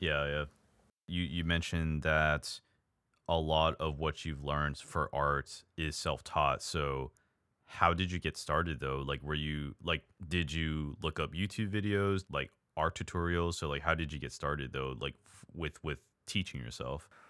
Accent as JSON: {"language": "English", "country": "United States", "said": "I'm an American"}